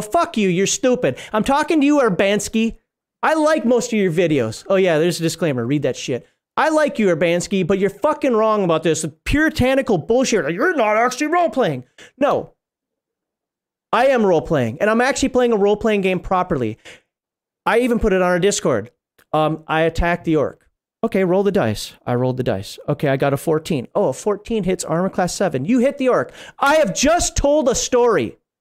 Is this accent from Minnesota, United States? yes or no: yes; Minnesota, United States; moved away as an adult; now in Germany; I'm from Minnesota originally